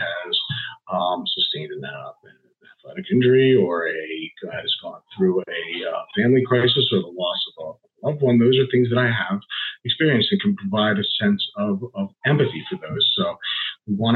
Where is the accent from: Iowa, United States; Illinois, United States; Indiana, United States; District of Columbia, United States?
District of Columbia, United States; Washington; moved away as an adult; also born or lived in Arizona; now in East Lansing, United States; I'm originally a Washington, D.C. native and transplant to Michigan. I came out here in about 2014.